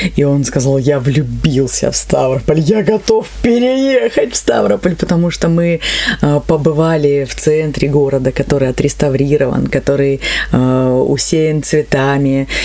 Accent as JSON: {"language": "Russian", "town": "Neftekumsk", "region": "Stavropol Krai", "country": "Russia", "tie": "born or raised there", "moved": "yes", "said": "Я все детство а, провела в Нефтекумске. Именно там я родилась"}